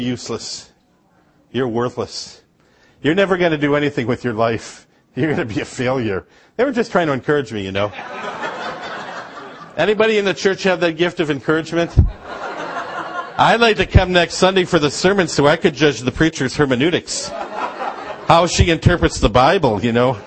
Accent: Upper Peninsula of Michigan, United States; now in Georgia; I grew up in Upper Michigan

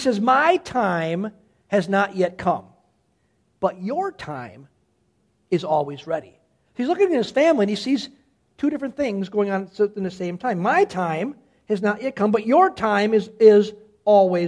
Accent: Cedarburg, Wisconsin, United States; born and raised in Cedarburg

